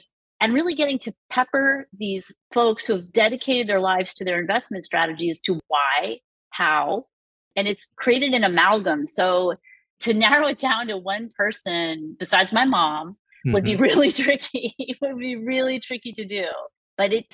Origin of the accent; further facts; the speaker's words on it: Massachusetts, United States; I'm from Massachusetts.